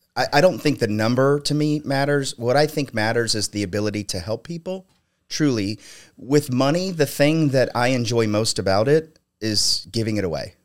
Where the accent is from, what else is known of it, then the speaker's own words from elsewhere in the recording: Ohio, United States; also born or lived in Palm Springs, California; I was born in Palm Springs, California, mm-hmm. and when I was four, my mom hitchhiked uh, us back to Ohio, where she's from. And so I've, I've grown up.